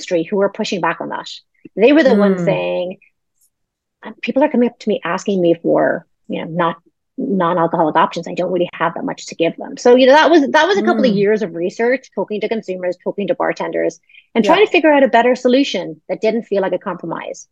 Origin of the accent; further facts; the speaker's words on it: Ireland; moved away; I'm originally Irish